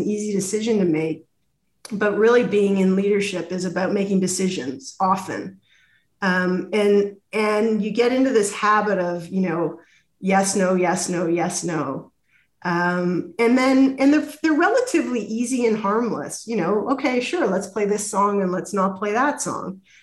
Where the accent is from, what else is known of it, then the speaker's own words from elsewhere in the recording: Toronto, Ontario, Canada; also born or lived in Ottawa; I'm from Toronto